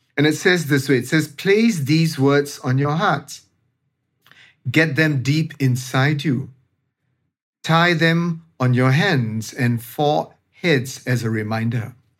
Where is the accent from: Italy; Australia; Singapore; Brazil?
Singapore; as the Singaporean